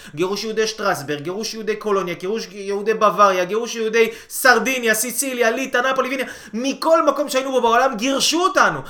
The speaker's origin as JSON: {"language": "Hebrew", "country": "Israel"}